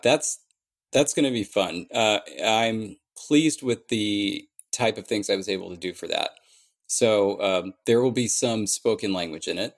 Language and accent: English; Orange County, California, United States; I'm from Orange County